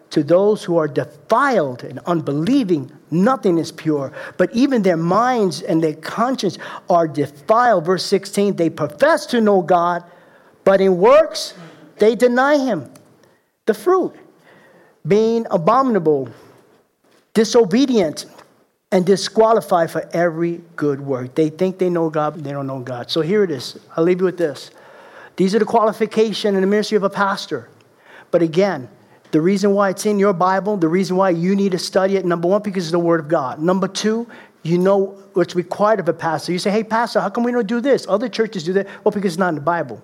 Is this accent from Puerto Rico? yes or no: yes; Puerto Rico; I'm the Puerto Rican leprechaun.